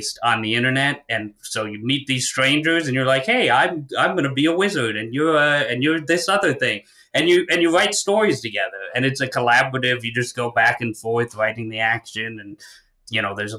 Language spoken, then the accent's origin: English; St. Petersburg, Florida, United States; I was born and raised in St. Pete, Florida.